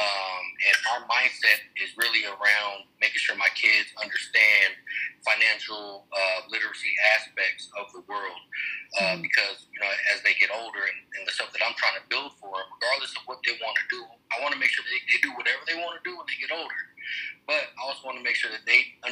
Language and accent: English; Denver, Colorado, United States; born and raised in Denver, Colorado